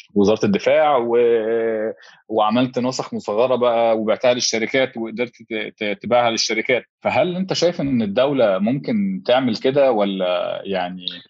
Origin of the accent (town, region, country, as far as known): Egypt